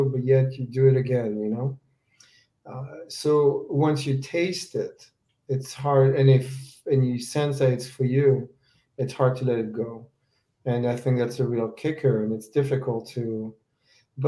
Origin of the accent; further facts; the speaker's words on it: France; now in United States; growing up in France and later in the U.S.